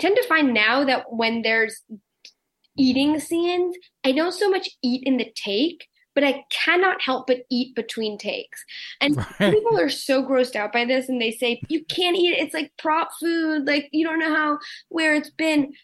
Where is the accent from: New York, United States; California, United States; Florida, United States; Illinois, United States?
New York, United States; New York City; my place as like a New Yorker